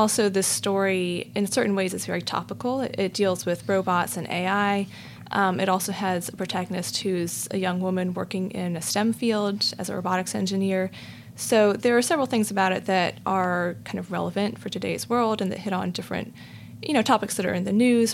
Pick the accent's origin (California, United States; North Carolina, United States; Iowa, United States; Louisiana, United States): North Carolina, United States; Raleigh; moved away as an adult; also born or lived in Los Angeles / Chapel Hill, North Carolina / England / New York; I grew up in Raleigh in North Carolina